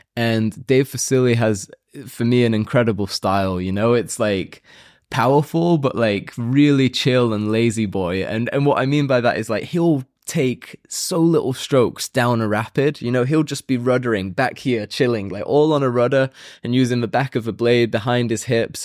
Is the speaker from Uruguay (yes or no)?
no; United Kingdom; I'm also British